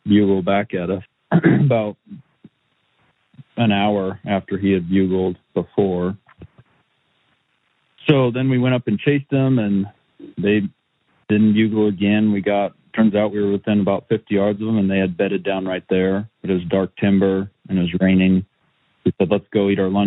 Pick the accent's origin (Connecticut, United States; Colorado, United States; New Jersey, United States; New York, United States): Colorado, United States; I'm from Colorado